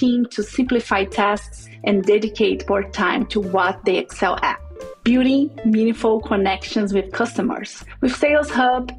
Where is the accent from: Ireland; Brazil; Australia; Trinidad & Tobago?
Brazil; first language Portuguese; English is a second language; moved away as an adult; now in United States; I was raised in Brazil. My first language is Portuguese.